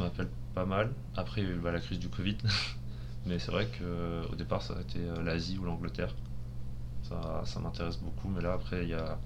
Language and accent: French; France; nous en tant que Français euh, mathématicien à l'étranger